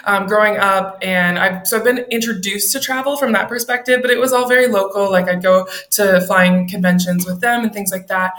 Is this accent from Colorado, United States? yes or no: no; Minneapolis, Minnesota, United States; moved away as an adult; now in Seattle, United States; I'm from Minneapolis originally.